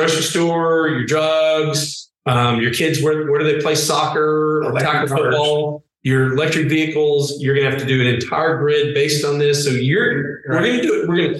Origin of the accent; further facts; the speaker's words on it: Fort Worth, Texas, United States; moved away as an adult; also born or lived in Los Angeles, California; now in Texas, United States; I was born and raised in Fort Worth.